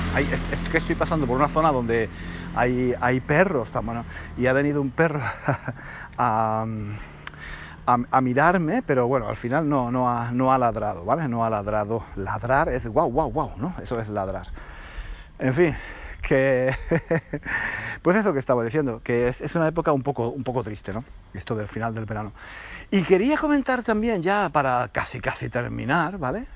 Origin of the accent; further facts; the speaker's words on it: Granada, Andalusia, Spain; yo soy de Granada, pero en el verano íbamos a Málaga.